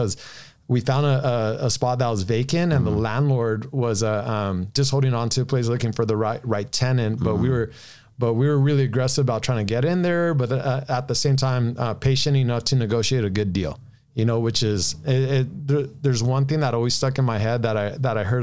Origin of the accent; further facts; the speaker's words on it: Downey, California, United States; I grew up in, Downey for the most part